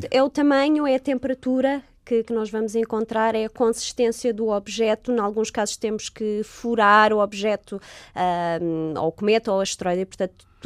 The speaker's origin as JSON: {"language": "Portuguese", "country": "Portugal", "lives_now": "England", "said": "Eu disse: ah, sou de, de, de Portugal."}